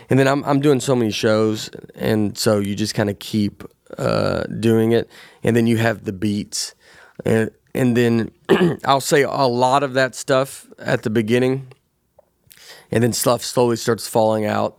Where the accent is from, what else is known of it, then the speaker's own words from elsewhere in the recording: Nashville, Tennessee, United States; growing up in Tennessee